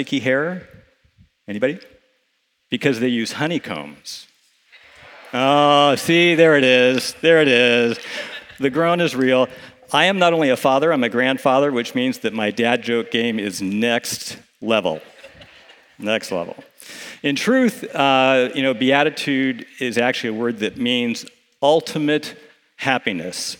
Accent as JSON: {"language": "English", "country": "United States", "said": "as an American in the 21st century"}